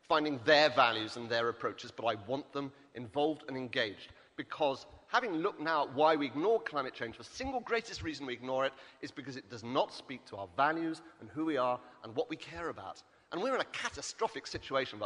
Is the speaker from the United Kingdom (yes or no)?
yes; Wales, United Kingdom; I come from Wales, the land of Heriaeth and Bodlon.